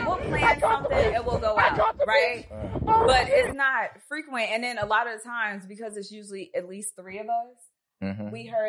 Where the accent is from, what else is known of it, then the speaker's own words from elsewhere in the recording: Long Island, New York, United States; now in Atlanta, United States; I'm originally from Long Island, New York.